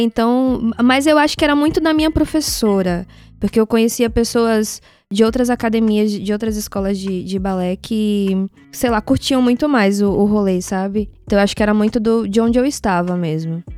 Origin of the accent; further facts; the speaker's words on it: Salvador, Bahia, Brazil; also born or lived in Uruguay; now in São Paulo, Brazil; da minha infância lá em Salvador